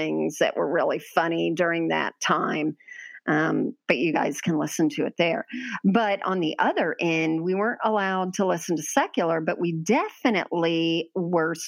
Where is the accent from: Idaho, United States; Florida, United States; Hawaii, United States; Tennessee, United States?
Florida, United States; We grew up in Florida